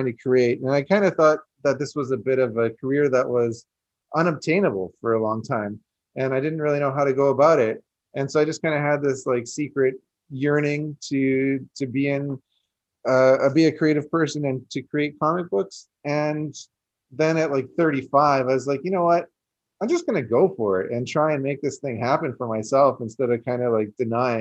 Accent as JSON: {"language": "English", "country": "Canada", "said": "I'm Canadian"}